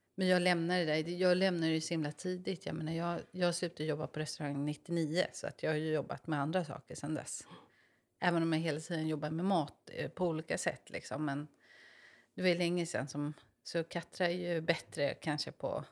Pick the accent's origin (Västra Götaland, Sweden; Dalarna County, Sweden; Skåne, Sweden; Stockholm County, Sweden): Stockholm County, Sweden; Stockholm; moved away as an adult; now in Mariefred, Sweden; jag är från eh, Stockholm